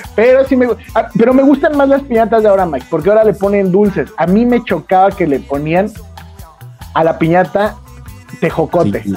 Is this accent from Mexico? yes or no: yes; Mexico; aquí se supone que somos mexicanos